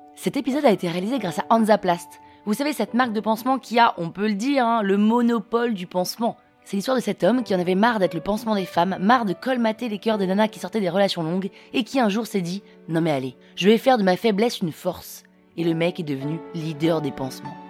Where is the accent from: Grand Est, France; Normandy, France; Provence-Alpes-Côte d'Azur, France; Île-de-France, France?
Île-de-France, France; Paris; also born or lived in London, United Kingdom; Parisienne, 35 ans